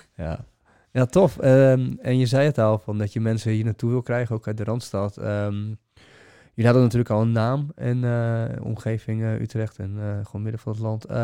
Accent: Bulgaria; moved away; ik ben zelf Bulgaar, ik kom uit de Oostblok

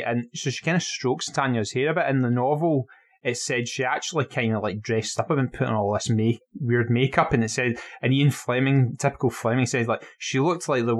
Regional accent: Dunoon, Scotland, United Kingdom; listen, man, I'm from Dunoon.

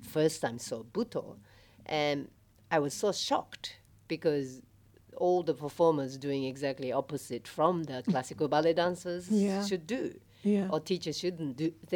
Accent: Japan; moved away as an adult; also born or lived in Australia; now in Melbourne, Australia; I am originally from Japan, and I lived here in Australia probably 27 years.

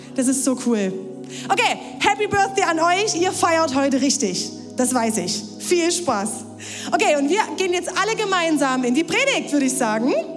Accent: Ore Mountains, Saxony, Germany; now in Leipzig, Germany; ins Erzgebirge, in meine Heimat

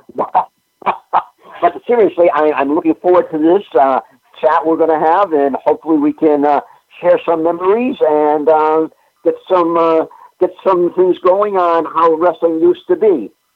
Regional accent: Springfield, Massachusetts, United States; I'm a native of uh, Massachusetts. I'm a New Englander. I was born in Springfield, Mass

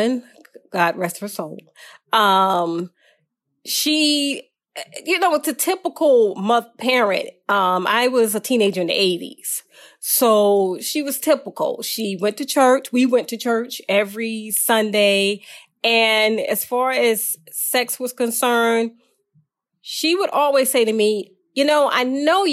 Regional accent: Franklin, Virginia, United States; I grew up in Virginia, a little town called Franklin, Virginia. I was actually born there

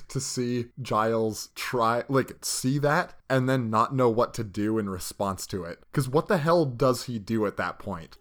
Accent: Canada; We're goddamn Canadian.

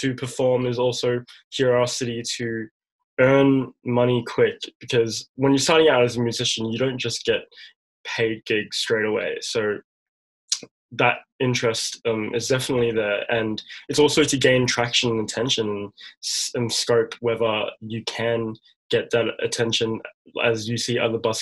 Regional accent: Melbourne, Victoria, Australia; I was born and raised here in Melbourne

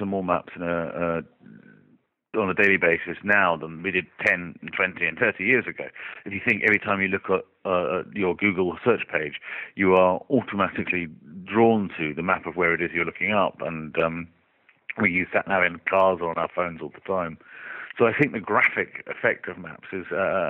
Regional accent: Oxford, South East England, United Kingdom; my hometown, which is Oxford

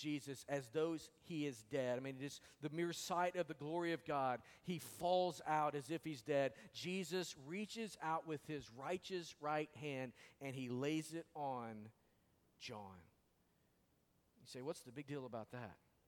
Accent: Arkansas, United States; moved away; I am from Arkansas. And we don't really speak very well over there sometimes.

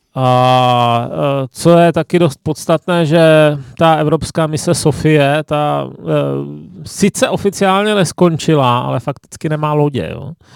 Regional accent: Ostrava, Moravian-Silesian Region, Czechia; jsem z Ostravy

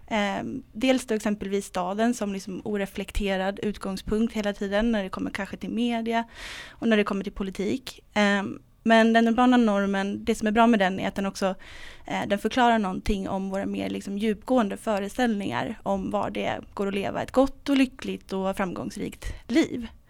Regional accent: Stockholm, Stockholm County, Sweden; jag kommer själv från Stockholm, jag är uppvuxen i Vällingby

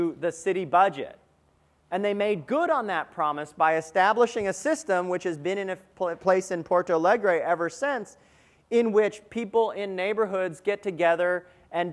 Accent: Somerville, Massachusetts, United States; I was born in Somerville a few years before Mayor Curtatone became mayor

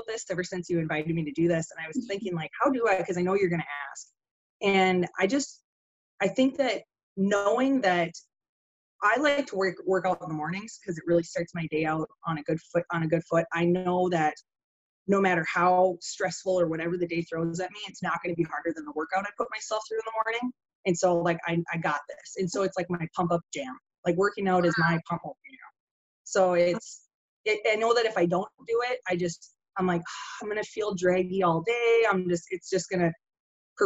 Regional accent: Minnesota, United States; now in Bemidji, United States; I'm originally from Stock Center, Minnesota

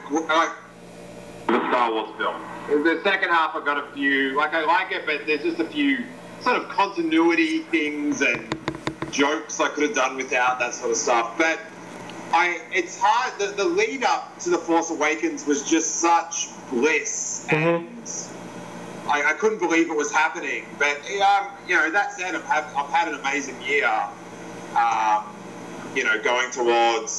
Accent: Australia; moved away as an adult; now in Los Angeles, United States; I live in LA now, but I grew up in Australia

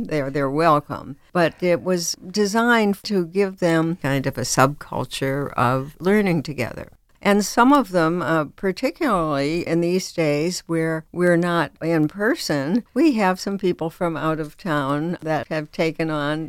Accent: United States; because I'm an American, because our citizenship expects a lot of us.

